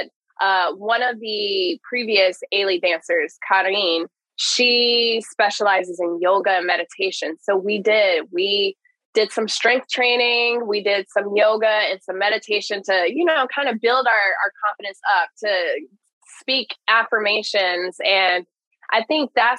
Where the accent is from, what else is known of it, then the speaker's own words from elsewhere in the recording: the South, United States; I grew up in the South.